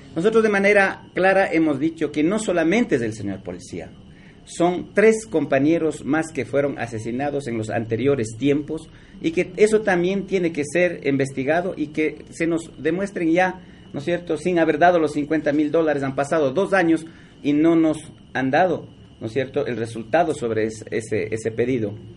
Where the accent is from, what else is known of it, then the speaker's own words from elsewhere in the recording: Ecuador; defendiendo nuestra soberanía como ecuatorianos